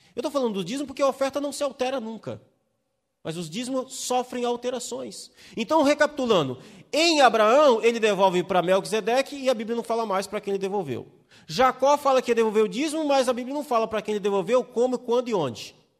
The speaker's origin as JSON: {"language": "Portuguese", "region": "Espírito Santo", "country": "Brazil", "moved": "yes", "said": "eu venho do Espírito Santo"}